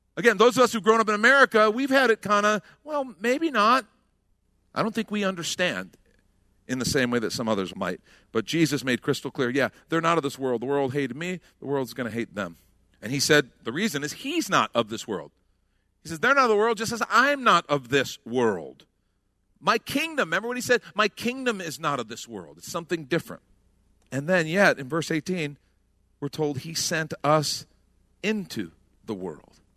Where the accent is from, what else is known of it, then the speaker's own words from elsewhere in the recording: United States; as Americans who, honestly, we grew up saying, for God and country